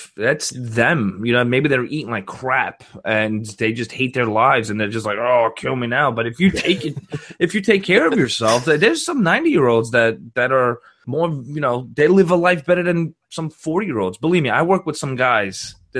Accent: Florida, United States; You can't tell from my accent. Obviously, I'm from Florida.

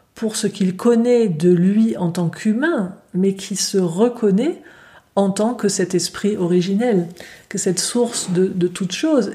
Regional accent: Switzerland; chez nous en Suisse

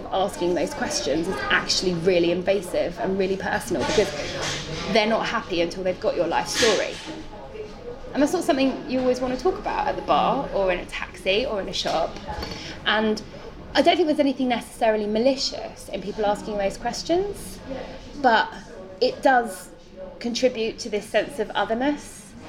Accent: Kilkenny, Leinster, Ireland; accent: English; also born or lived in England; I'm from Kilkenny. The accent's confusing, but I'm from Kilkenny's home.

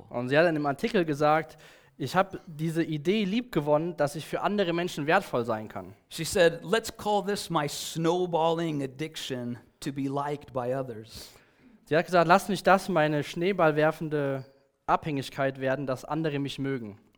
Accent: California, United States; For me, as as I was growing up in Southern California

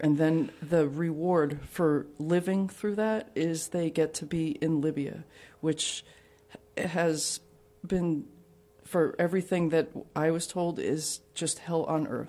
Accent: New Jersey, United States; also born or lived in Catania, Sicily; I grew up in New Jersey

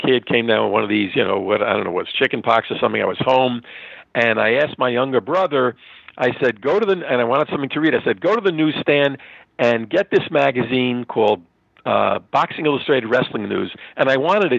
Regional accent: New York City, New York, United States; originally from New York. I grew up in Queens, and I'm a New York boy

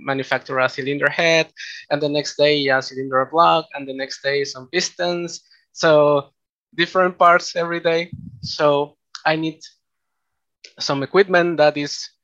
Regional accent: Peru; also born or lived in Japan; I am from Peru. I studied an undergraduate on mechanical engineering here in Peru at the PUCP.

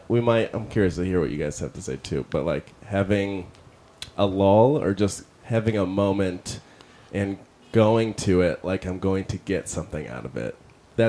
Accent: Detroit, Michigan, United States; Detroit, Michigan.

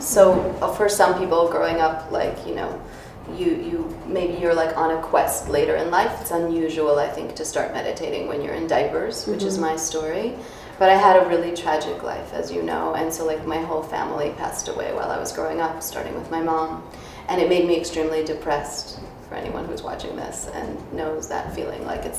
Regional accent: New York City, New York, United States; Jackson Heights, Queens. {S0} Oh, okay. {S1} Yeah, Queens. We immigrated from Russia a month before I was born, and so we had no money.

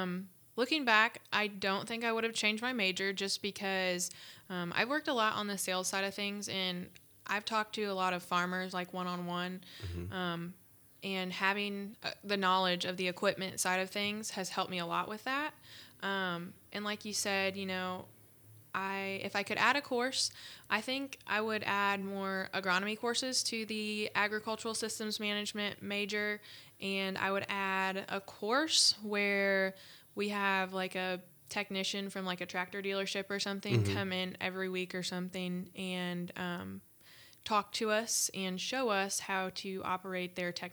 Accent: Ohio, United States; So, like I said, I came from Ohio, and I came to Purdue knowing zero people, and that was so, so scary for me as a freshman

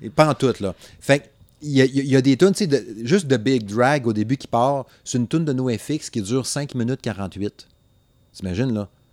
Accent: Saguenay, Quebec, Canada; je viens du Saguenay

